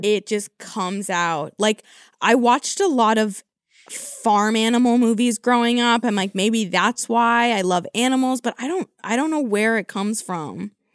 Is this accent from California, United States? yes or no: yes; California, United States; I'm from California